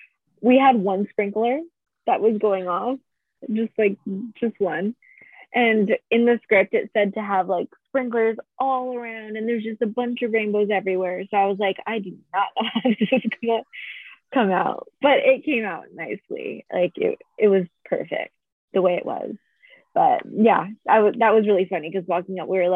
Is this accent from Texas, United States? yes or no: no; Hawaii, United States; I'm local and from Hawaii